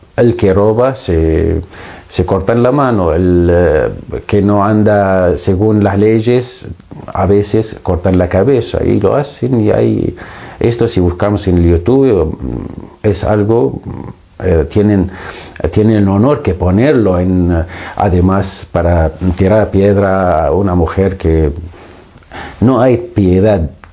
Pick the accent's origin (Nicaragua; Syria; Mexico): Syria; Spanish is a second language; moved away as an adult; also born or lived in Greece / Argentina; now in Madrid, Spain; nacido en Siria, estudiando en Siria, estudié en Siria